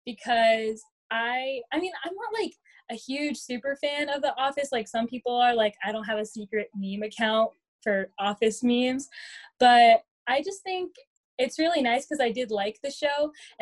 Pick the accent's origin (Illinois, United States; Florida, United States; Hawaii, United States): Florida, United States; Lakeland; I make the drive from like my hometown of Lakeland to UCF a lot.